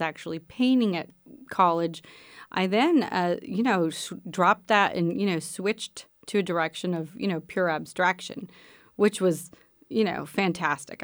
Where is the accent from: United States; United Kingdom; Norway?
United States; Pennsylvania; moved away; also born or lived in Texas; I grew up in Pennsylvania and I was in a rural area in Pennsylvania